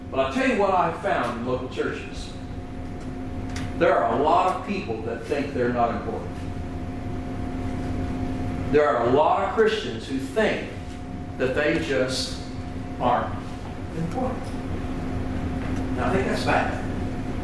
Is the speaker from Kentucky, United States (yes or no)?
yes; Kentucky, United States; I'm from Kentucky, and yes, in Kentucky we go barefoot.